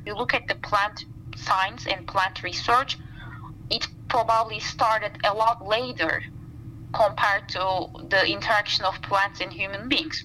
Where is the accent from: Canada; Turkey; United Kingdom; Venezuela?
Turkey; Istanbul; moved away as an adult; also born or lived in Black Sea region, Turkey / eastern Turkey / Montana, United States; now in Madison, United States; Istanbul feels like home to me um, since I was born and raised there